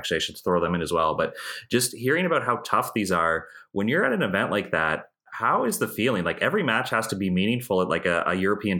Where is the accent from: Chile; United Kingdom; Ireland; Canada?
Canada; And then I think as a Canadian over there, I'd be trying to watch as much live as I can.